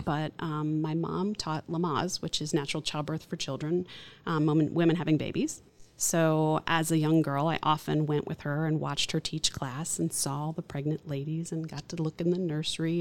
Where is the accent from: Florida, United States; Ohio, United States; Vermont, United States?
Florida, United States; Orlando; I grew up in Orlando, so I'm a third generation native